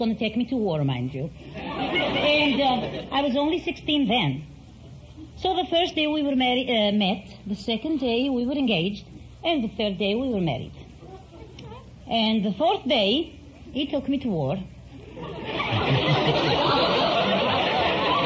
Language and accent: English; Macedonia, Greece; born or raised there; moved away